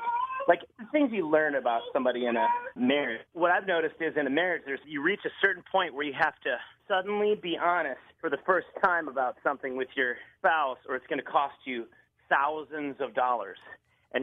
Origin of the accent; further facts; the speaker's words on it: Wisconsin, United States; also born or lived in Los Angeles; now in Tybee Island, United States; I'm from Wisconsin